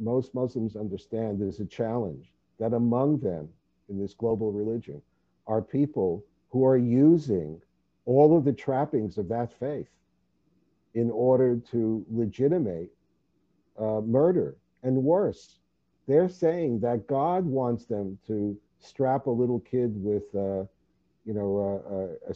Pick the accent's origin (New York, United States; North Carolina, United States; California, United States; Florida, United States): New York, United States; New York City; moved away as an adult; also born or lived in Vancouver, Canada; now in Los Angeles, United States; being born and bred in New York City